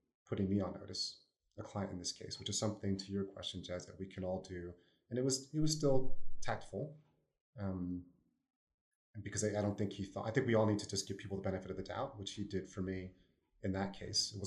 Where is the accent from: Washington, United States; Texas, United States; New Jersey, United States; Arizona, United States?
New Jersey, United States; accent: New Jersey; my New Jersey accent